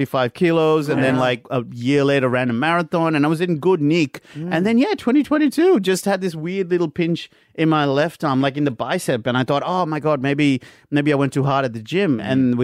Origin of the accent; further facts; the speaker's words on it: Sri Lanka; also born or lived in India (mother's family); now in Australia; growing up in Sri Lanka in the 90s